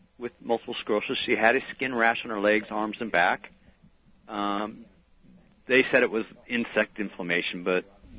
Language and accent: English; United States; now in England; Well, I'm an American.